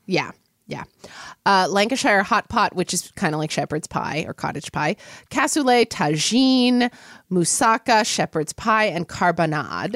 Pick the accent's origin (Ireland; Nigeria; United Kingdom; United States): United States; Oklahoma City, Oklahoma; I grew up in Oklahoma City, Oklahoma